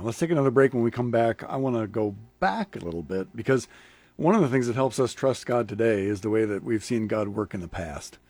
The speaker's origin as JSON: {"language": "English", "town": "Lincoln", "region": "Nebraska", "country": "United States", "tie": "born or raised there", "said": "I grew up in Lincoln as a kid"}